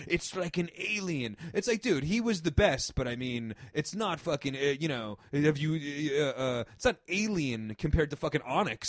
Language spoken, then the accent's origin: English; New York, United States; And honestly, for me, just growing up in New York, it was such like a scene.